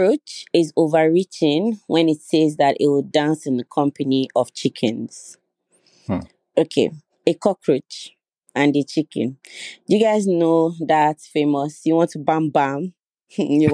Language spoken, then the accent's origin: English; Owu, Ogun State, Nigeria; I'm from Ogun State, Owu to be precise, and yes, I'm an Owu princess